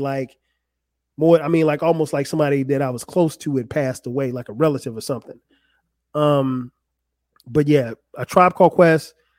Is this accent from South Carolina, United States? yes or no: yes; Florence, South Carolina, United States; my hometown of Florence, South Carolina.